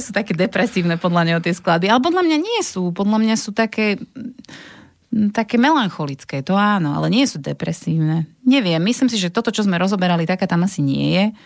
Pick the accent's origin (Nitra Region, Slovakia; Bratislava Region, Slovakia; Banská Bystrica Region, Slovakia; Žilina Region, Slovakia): Nitra Region, Slovakia; Vráble; Ja som vlastne originál z Vrábel